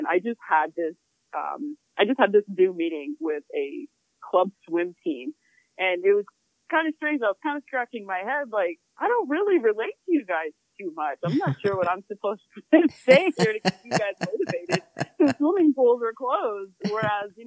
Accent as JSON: {"language": "English", "town": "Glendale", "region": "Arizona", "country": "United States", "tie": "born or raised there", "said": "I grew up in the blazing heat of Glendale, Arizona."}